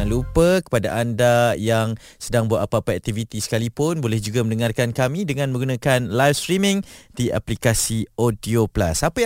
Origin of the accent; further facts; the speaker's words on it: Malaysia; kita rasa bangga kita rasa best kita rasa bersyukur sebab kita dibesarkan di Malaysia dilahirkan di tanah tumpahnya darahku.